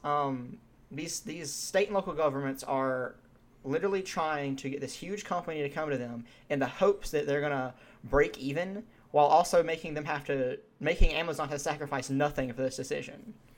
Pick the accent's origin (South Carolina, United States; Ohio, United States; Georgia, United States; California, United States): Georgia, United States; we're from Georgia, we've been to Atlanta.